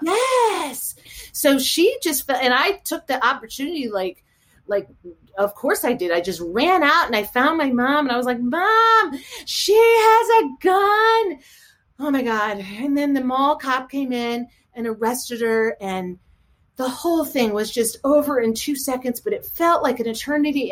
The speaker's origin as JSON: {"language": "English", "town": "St. Louis", "region": "Missouri", "country": "United States", "tie": "born or raised there", "moved": "yes", "lives_now": "Chevy Chase, United States", "said": "St. Louis, Missouri. Yes. Uh huh. Grown and raised there, right by the arch"}